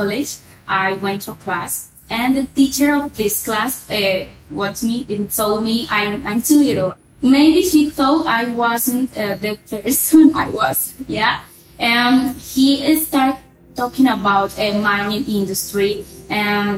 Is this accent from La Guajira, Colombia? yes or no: yes; La Guajira, Colombia; I was from La Guajira